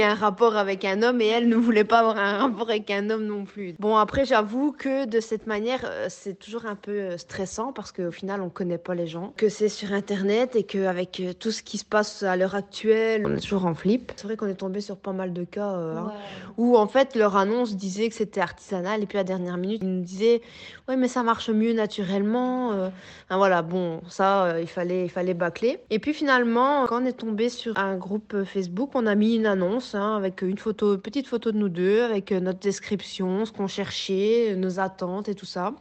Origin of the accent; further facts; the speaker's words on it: Belgium; chez nous, en Belgique